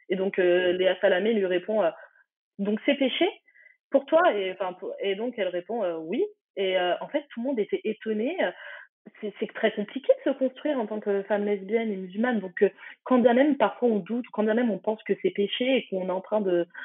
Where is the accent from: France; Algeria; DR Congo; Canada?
Algeria; forcément, je suis algérienne, hein, donc je conseillerais Fatima Das, qui est algérienne